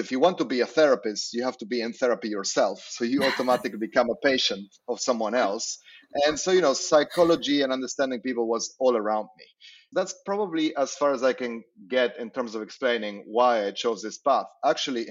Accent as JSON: {"language": "English", "country": "Argentina", "tie": "born or raised there", "said": "I grew up in Argentina"}